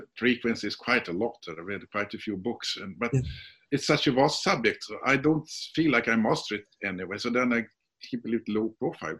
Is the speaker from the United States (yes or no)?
no; Sweden; English is a second language; I'm from Sweden.